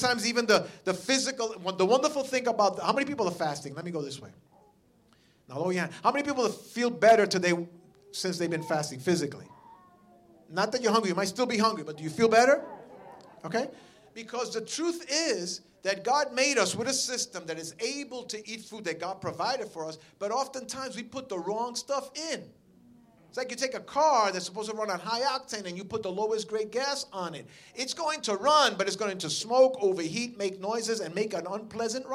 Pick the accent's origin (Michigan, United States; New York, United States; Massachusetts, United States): New York, United States; I'm from New York